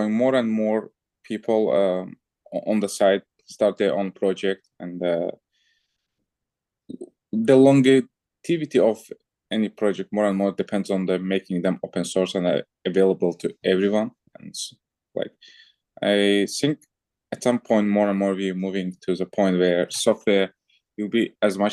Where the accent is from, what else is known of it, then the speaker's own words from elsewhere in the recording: Azerbaijan; moved away as an adult; also born or lived in France / Germany; I'm originally from Azerbaijan